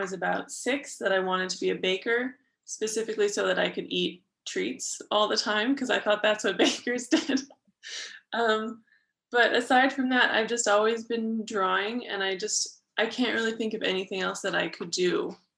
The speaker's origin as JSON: {"language": "English", "town": "Berkeley", "region": "California", "country": "United States", "moved": "as an adult", "lives_now": "China", "said": "I'm from Berkeley, California, which is in the San Francisco Bay Area."}